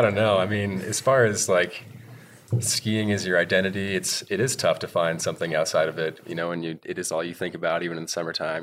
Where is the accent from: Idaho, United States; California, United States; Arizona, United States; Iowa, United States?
Idaho, United States; Pocatello; I'm from Pocatello, Idaho.